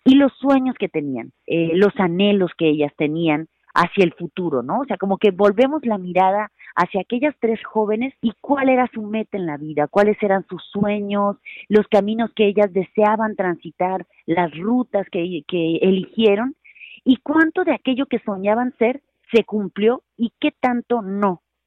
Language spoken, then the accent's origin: Spanish; Mexicali, Baja California, Mexico; yo soy de Mexicali, Baja California